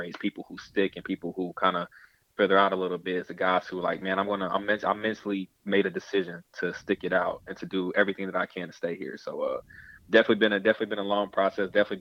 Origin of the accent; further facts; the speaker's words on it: Georgia, United States; moved away as an adult; also born or lived in Massachusetts; I'm from Georgia